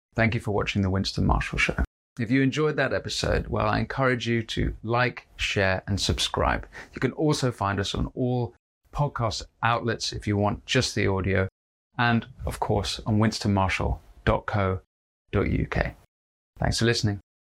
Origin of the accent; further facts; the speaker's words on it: London, United Kingdom; as a Londoner like me